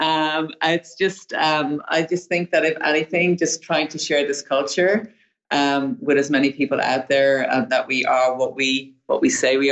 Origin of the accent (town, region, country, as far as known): Ireland; now in United States